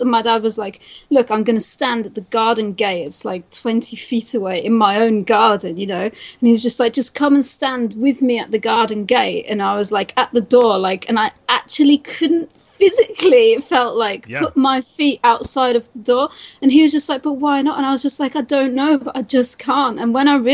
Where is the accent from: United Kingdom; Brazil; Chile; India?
United Kingdom; accent: British; I'm British